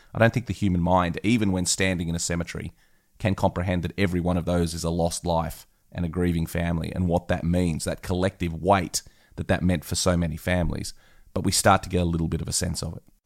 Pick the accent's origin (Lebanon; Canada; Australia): Australia; being an Aussie myself